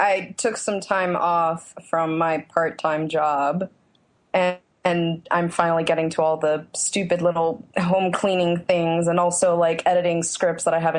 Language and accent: English; Phoenix, Arizona, United States; moved away as an adult; now in Brooklyn, United States; I'm originally from Phoenix. I moved to Brooklyn 2 years ago.